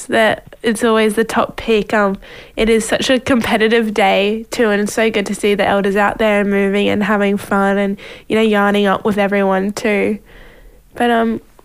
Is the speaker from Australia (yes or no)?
yes; Queensland, Australia; Even being a Queenslander